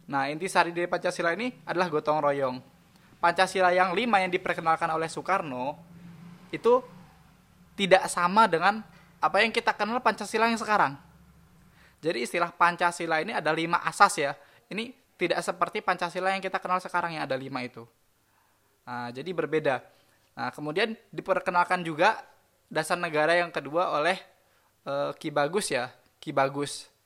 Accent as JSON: {"language": "Indonesian", "town": "Bekasi", "region": "West Java", "country": "Indonesia", "lives_now": "Surakarta, Indonesia", "said": "Kebetulan aku orang Bekasi, tapi sekarang tinggal di Solo ya. Kuliah Fakultas Hukum kemarin di Jogja di Universitas Islam Indonesia. Sekarang tinggal di Solo bersama istri dan anak."}